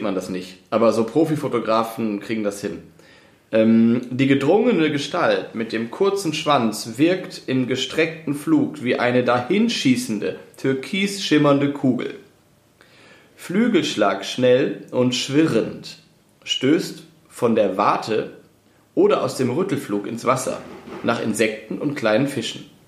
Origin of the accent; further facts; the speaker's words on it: school in Osnabrück, a village in Lower Saxony, Germany; moved away; komme ich ja aus, äh, aus dem Dorf in Niedersachsen, bin aber in ähm, Osnabrück zur Schule gegangen